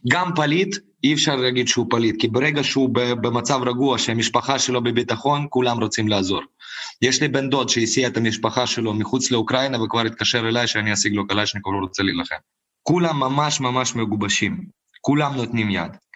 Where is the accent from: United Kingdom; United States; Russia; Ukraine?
Ukraine; אני כביכול, אני יליד המקום פה, תמיד עזרתי לקהילה היהודית